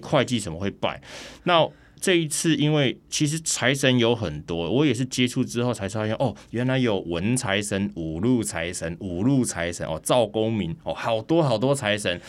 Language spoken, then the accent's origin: Chinese; Taiwan